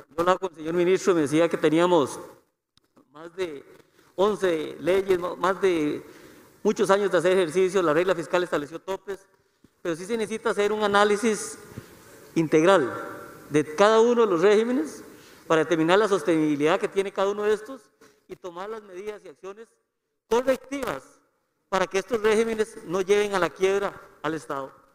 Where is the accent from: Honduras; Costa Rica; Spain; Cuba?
Costa Rica; todos los ciudadanos y costarricenses